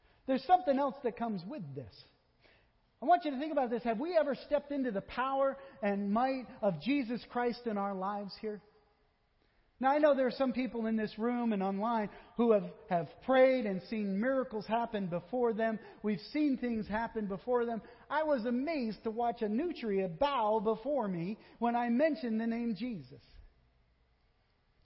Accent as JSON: {"language": "English", "region": "Vermont", "country": "United States", "said": "I am from Vermont"}